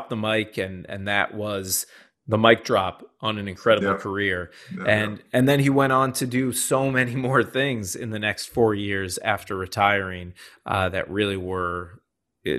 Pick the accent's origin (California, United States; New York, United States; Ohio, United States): Ohio, United States; Shaker Heights; my hometown of Shaker Heights, Ohio